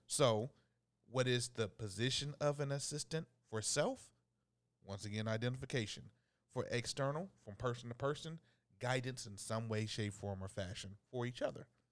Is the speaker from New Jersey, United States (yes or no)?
no; Dayton, Ohio, United States; my hometown of Dayton, Ohio